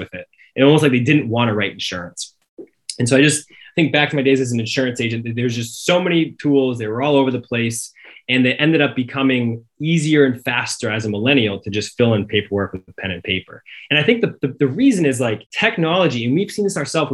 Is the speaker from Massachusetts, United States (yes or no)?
yes; Cape Cod, Massachusetts, United States; I'm from Cape Cod. I grew up in the water.